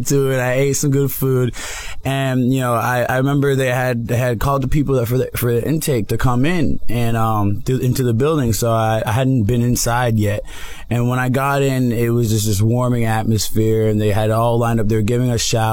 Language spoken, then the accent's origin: English; Broward, Florida, United States; moved away as an adult; now in Miami, United States; Miami is a big transition for me. I'm from Broward